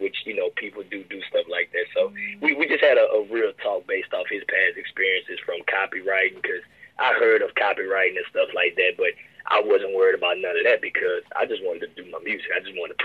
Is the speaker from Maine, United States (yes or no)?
no; Baton Rouge, Louisiana, United States; I'm originally from South Baton Rouge, of course, so I went to, like, Magnolia Woods and Dufrog. In those two schools, those were my elementary years